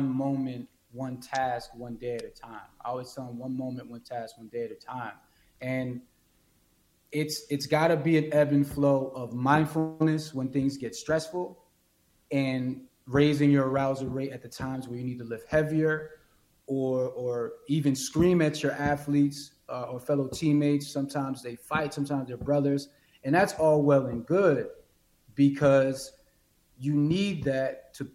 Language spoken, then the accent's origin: English; New York City, New York, United States; moved away; I'm originally from Brooklyn, New York